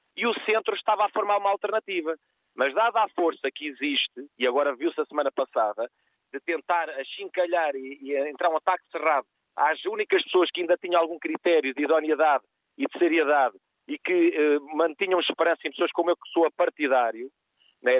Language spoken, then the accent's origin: Portuguese; Portugal; also born or lived in Faro; nós todos somos portugueses